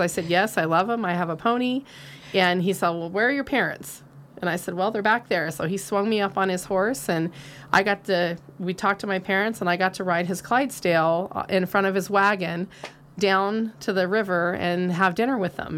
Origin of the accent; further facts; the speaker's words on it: Nevada County, California, United States; also born or lived in Penn Valley, California; I was born and raised here. Actually, the fourth generation of my family to live here.